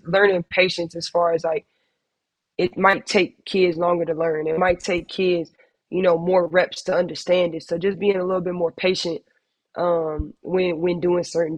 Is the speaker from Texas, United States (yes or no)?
yes; San Antonio, Texas, United States; being in my hometown